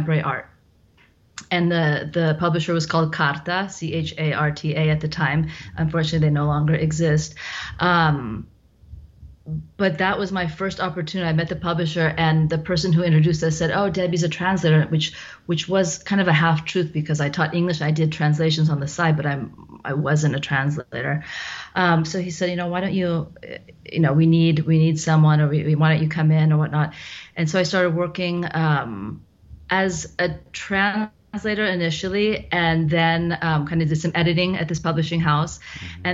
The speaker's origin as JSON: {"language": "English", "town": "Cupertino", "region": "California", "country": "United States", "tie": "born or raised there", "moved": "as an adult", "lives_now": "Milan, Italy", "said": "I'm from the Bay Area. I'm actually from Cupertino"}